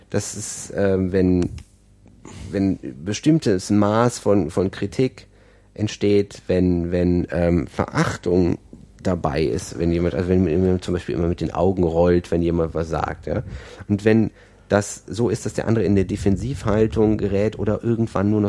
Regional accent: Aachen, North Rhine-Westphalia, Germany; ich komme aus Aachen und ähm, das ist auch schlimm.

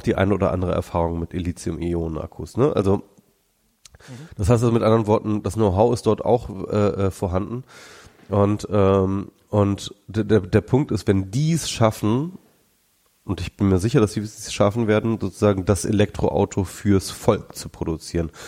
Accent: Germany; now in Berlin, Germany; hier bei uns in Deutschland

